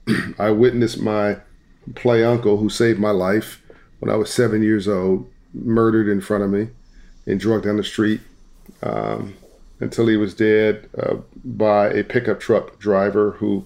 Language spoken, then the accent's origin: English; Compton, California, United States; Compton, California, South Central Los Angeles.